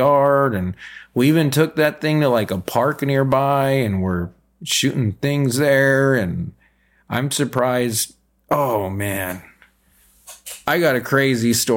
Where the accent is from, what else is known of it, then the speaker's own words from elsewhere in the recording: California, United States; moved away as an adult; now in Minnesota, United States; I know I'm originally from California, and I've only lived in Minnesota for, I don't know, maybe 6 and 7 years